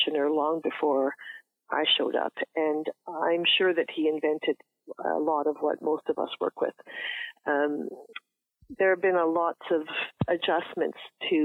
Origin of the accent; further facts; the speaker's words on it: Sault Ste. Marie, Ontario, Canada; moved away; also born or lived in Toronto; I'm also from Sault Ste. Marie